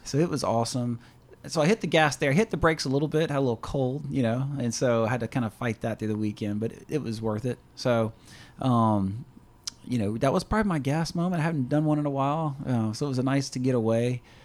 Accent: Louisiana, United States; we're from Louisiana

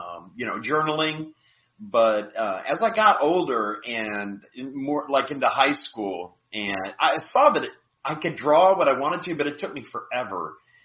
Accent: Michigan, United States; now in Florida, United States; I'm originally from Michigan, currently living in Florida

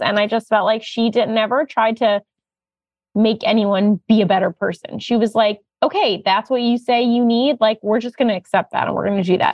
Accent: United States; as an American Jew

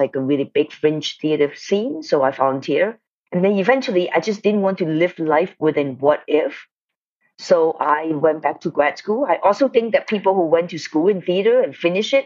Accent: Hong Kong; moved away as an adult; also born or lived in Detroit, Michigan, United States; now in United States; First of all, I was born in Detroit, but then I went back to Hong Kong when I was like 4 years old. So I mostly grew up in Hong Kong. I stayed in Hong Kong until college time and then come to the States

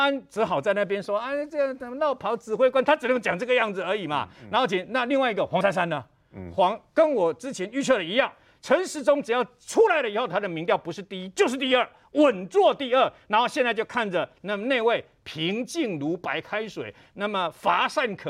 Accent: Taiwan; 跟我的我是台湾人的，我的我自己的根是在台湾，那是两回事嘛。

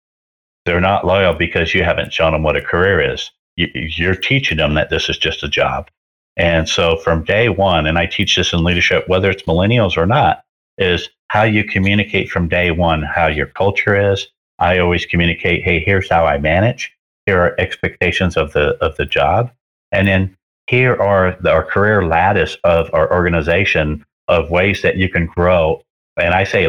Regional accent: Cerritos, California, United States; moved away as an adult; also born or lived in Palm Springs, California; When I was 18, I moved from Cerritos, California to Palm Springs

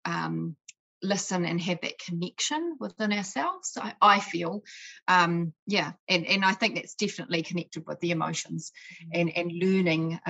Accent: Scotland, United Kingdom; I was born in Scotland.

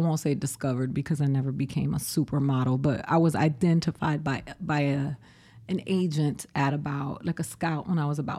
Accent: Boston, Massachusetts, United States; born there; I was brought back. I'm an anchor baby. there you go, Donald Trump. Come for me. I was born in Boston.

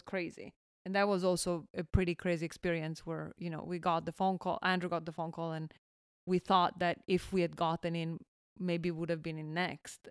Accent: Milan, Lombardy, Italy; moved away as an adult; also born or lived in Bologna / Valencia, California; I was born and raised in Milan.

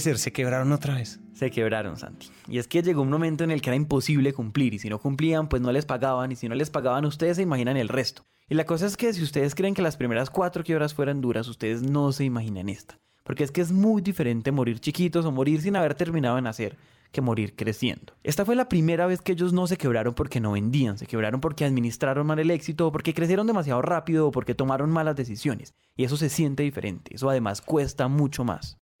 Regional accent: Pereira, Risaralda, Colombia; Yo soy de Pereira. Y para los no colombianos, Pereira es una ciudad intermedia que queda justo en la mitad de la zona cafetera de Colombia.

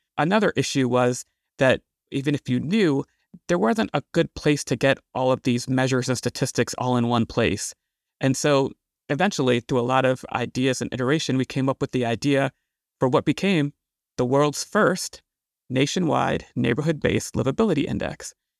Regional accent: Washington, District of Columbia, United States; I'm from Washington, D.C. in the D.C. area. I grew up really fascinated by all the issues and challenges we were having in this area in the 80s and 90s

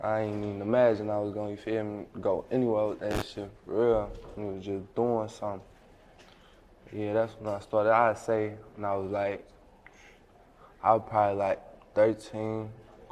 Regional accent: St. Louis, Missouri, United States; born or raised there

